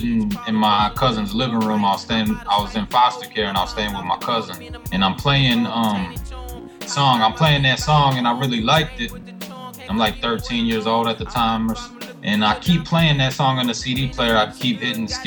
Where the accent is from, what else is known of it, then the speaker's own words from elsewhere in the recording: Minneapolis, Minnesota, United States; I'm born and raised in South Minneapolis